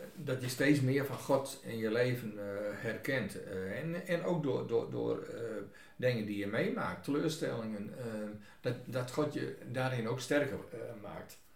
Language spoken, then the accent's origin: Dutch; Groningen, Netherlands; now in Buitenpost, Netherlands; Ik ben geen Fries. Geboren in het Groningenland